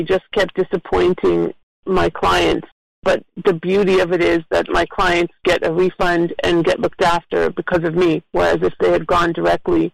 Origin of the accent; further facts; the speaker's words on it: Toronto, Ontario, Canada; moved away as an adult; now in South Florida, United States; So I am originally from Toronto, and I've been down here in South Florida for over 20 years now.